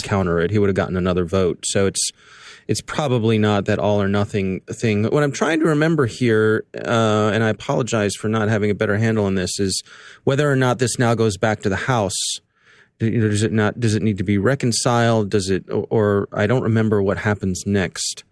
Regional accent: Columbia, Maryland, United States; right here in my town, in my hometown, in Columbia, Maryland

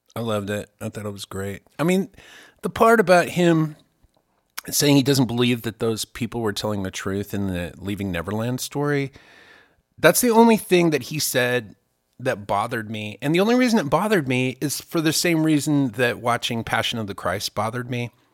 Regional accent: Germany; now in United States; I grew up in Germany

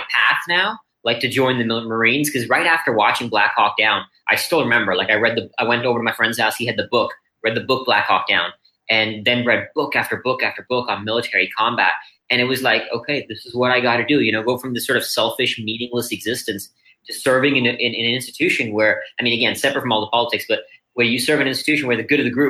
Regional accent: India; born there; also born or lived in Singapore / Austin, Texas; I was born here in India and moved to Singapore and then Austin, Texas when I was 13.

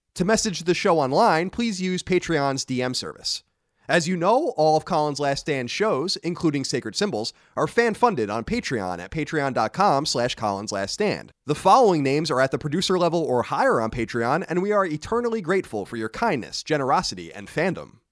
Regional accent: Long Island, New York, United States; my hometown on Long Island

